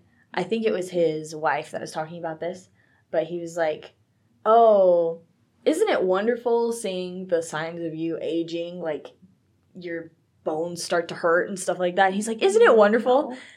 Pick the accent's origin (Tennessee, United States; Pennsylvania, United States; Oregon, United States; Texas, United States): Texas, United States; I was really excited about the Fort Worth, Texas one because I am from Texas, so.